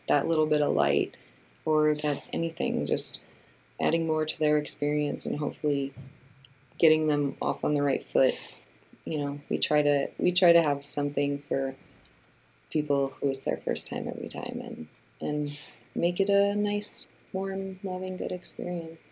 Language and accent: English; Chicago, Illinois, United States; I grew up in the Midwest, I grew up in Chicago